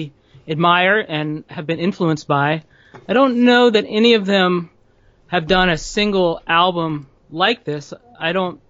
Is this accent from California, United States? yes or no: no; New Orleans, Louisiana, United States; I grew up in New Orleans